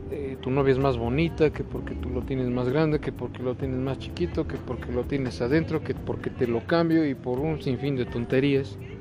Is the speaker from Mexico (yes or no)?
yes; Mexico; nosotros como propios mexicanos nativos de aquí